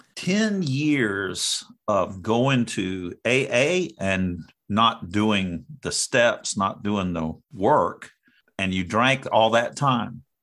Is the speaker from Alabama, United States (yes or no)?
no; North Carolina, United States; I'm from North Carolina